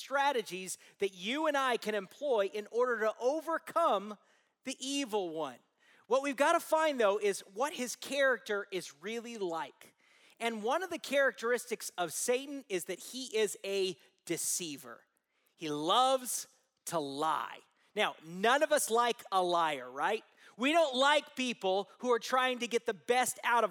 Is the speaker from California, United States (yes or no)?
yes; Southern California, United States; I grew up in Southern California